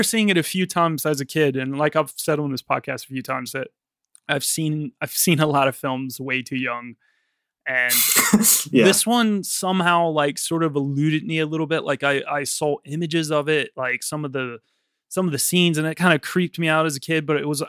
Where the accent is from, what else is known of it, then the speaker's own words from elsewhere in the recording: the South, United States; now in London, United Kingdom; I obviously, like, was growing up in the South, and, like, while my family wasn't, like, really that religious, I was obviously, like, around a lot of very religious Southern Baptist people